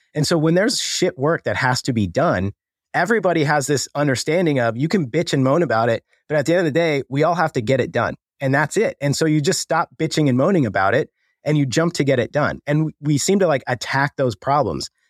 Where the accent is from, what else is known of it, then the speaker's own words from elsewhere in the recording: Colorado, United States; I grew up in Colorado, grew up the all-American kid